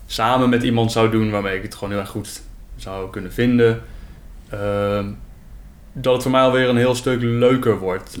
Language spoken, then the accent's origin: Dutch; Netherlands